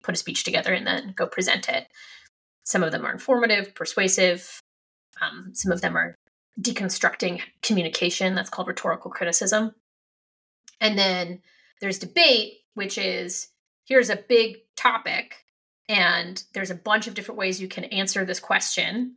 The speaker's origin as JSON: {"language": "English", "region": "Ohio", "country": "United States", "also_born_or_lived": "Kentucky", "moved": "as an adult", "said": "I was from Ohio, but my school was in Kentucky."}